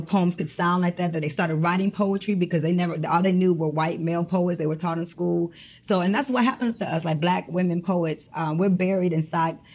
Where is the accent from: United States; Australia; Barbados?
United States; Detroit, Michigan; moved away as an adult; also born or lived in Brooklyn, New York; I'm from Detroit